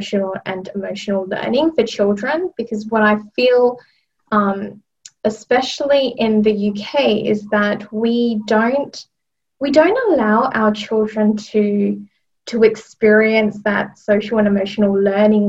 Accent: Australia; moved away as an adult; now in London, United Kingdom; I'm originally from Australia. I trained in Australia as a teacher and worked there for a number of years before coming to London.

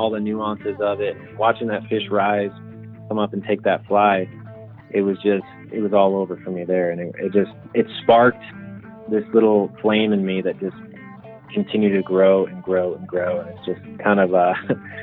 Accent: Michigan, United States; growing up in Michigan through, you know, middle school, high school, and into my, you know, early adulthood

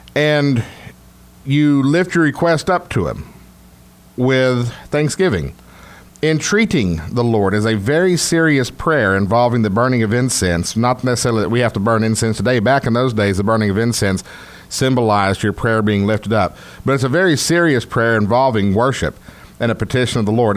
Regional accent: Texas, United States; accent: Texas; my Texas accent

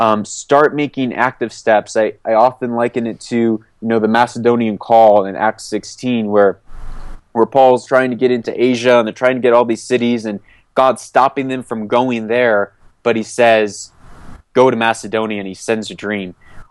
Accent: Papua New Guinea; also born or lived in Port-au-Prince, Haiti; I grew up moving all over. I grew up in Port-au-Prince, Haiti, between coups. I grew up in the mountains of Papua New Guinea

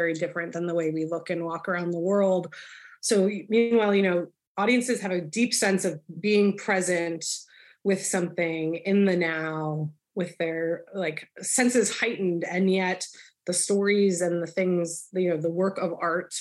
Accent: New Jersey, United States; also born or lived in Philadelphia, United States; my parents' house that I grew up in South Jersey

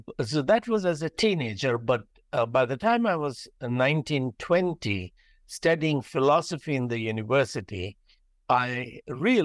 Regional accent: India; I'm from India

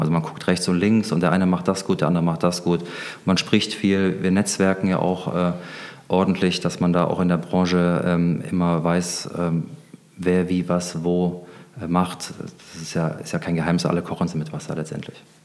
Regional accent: Germany; wir als Deutsche

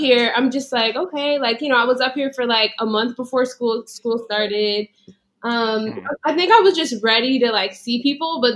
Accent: Fort Lauderdale, Florida, United States; moved away as an adult; now in Washington, D.C., United States; I'm from Fort Lauderdale, Florida

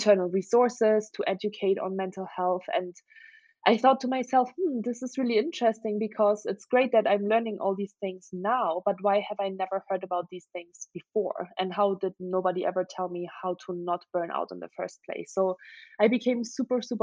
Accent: Germany; English is a second language; moved away as an adult; I'm originally from Germany. That's where I grew up for the first 19 years of my life

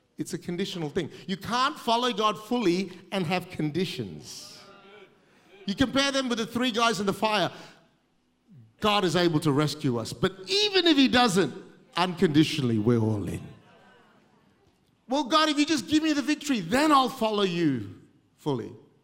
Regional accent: Australia; I'm too Asian to be Aussie, but I'm too Aussie to be Asian, so I fit nowhere.

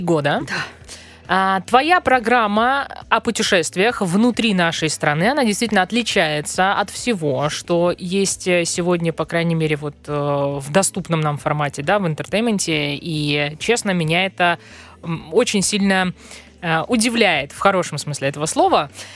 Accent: Russia; мы, россияне

